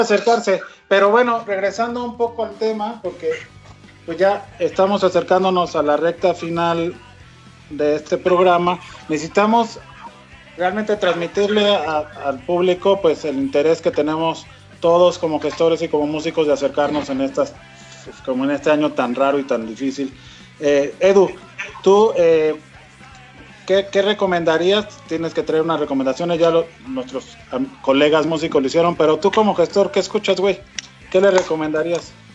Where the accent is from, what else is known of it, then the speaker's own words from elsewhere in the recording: Mexico; un poco como mexicano